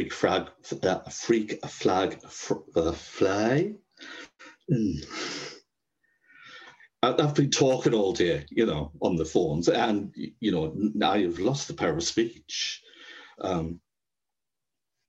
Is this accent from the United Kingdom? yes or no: yes; Sunderland and Durham, the Northeast, North East England, United Kingdom; I'm from Sunderland and Durham in the Northeast